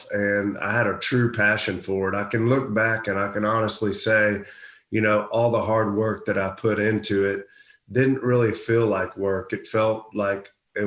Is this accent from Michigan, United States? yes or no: no; Houston, Texas, United States; a guy from Houston, Texas